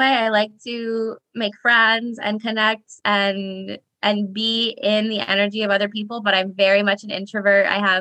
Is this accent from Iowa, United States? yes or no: yes; Iowa, United States; now in San Diego, United States; I'm originally from Iowa. I did not grow up on a farm, but I did grow up close to a farm. And now I live in sunny San Diego